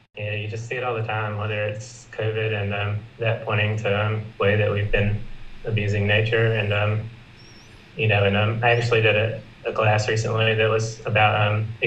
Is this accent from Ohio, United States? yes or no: no; South Carolina, United States; also born or lived in Los Angeles; I'm from South Carolina. I'm currently living here after a year in Los Angeles